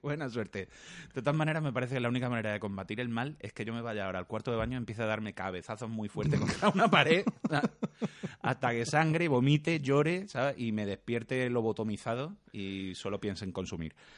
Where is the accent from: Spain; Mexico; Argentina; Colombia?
Spain; Córdoba, Andalusia; soy el personaje cordobés menos cordobés de, la historia